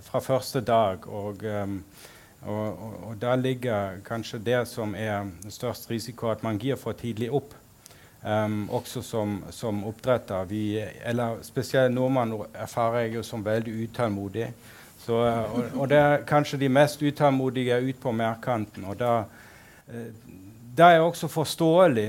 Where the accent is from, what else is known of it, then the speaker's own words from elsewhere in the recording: Berlin, Germany; also born or lived in Sogn og Fjordane, Norway; now in Norway; opprinnelig kom jeg fra Berlin